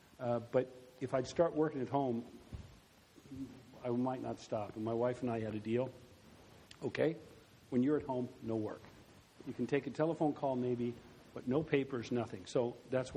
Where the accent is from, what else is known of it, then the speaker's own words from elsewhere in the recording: Germany; also born or lived in Iowa; I grew up then in Germany and stayed there, and then I went to law school there